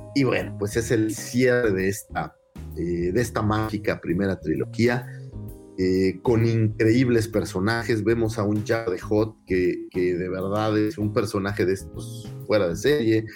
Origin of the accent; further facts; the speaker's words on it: Cancún, Quintana Roo, Mexico; moved away; soy de Cancún